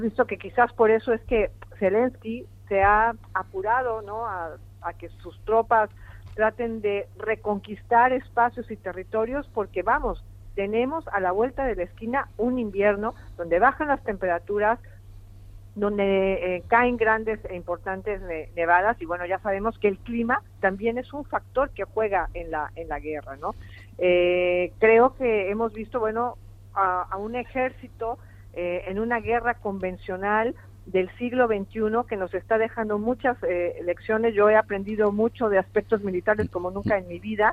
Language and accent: Spanish; Mexico; moved away; yo tengo mi posición como mexicana